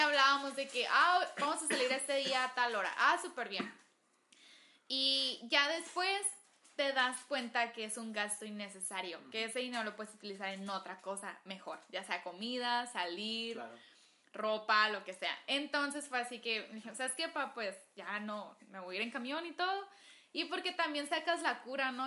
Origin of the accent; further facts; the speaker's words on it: Agua Prieta, Sonora, Mexico; moved away as an adult; now in Hermosillo, Mexico; originalmente soy de Agua Prieta, Sonora.